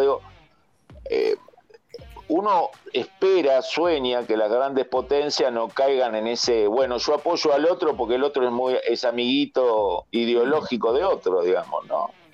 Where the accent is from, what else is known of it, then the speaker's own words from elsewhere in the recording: Argentina; los que somos originarios de la Argentina